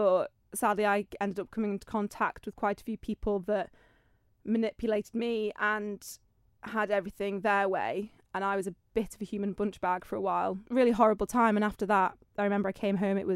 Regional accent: Isle of Man; Yes, and Andreas Primary School.

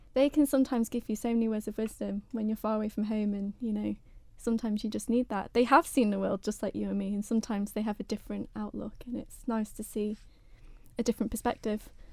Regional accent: United Kingdom; I'm a British girl

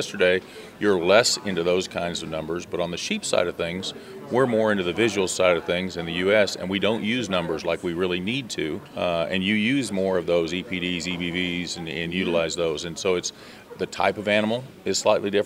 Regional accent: California, United States; moved away; also born or lived in Oregon; I grew up in California and then moved to Oregon

